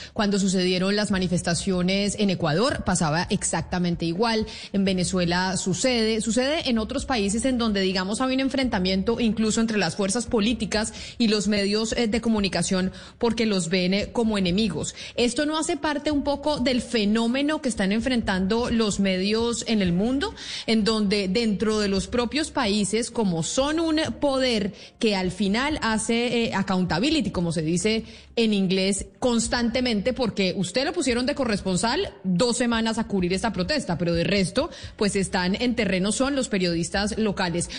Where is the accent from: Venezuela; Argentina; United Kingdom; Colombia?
Colombia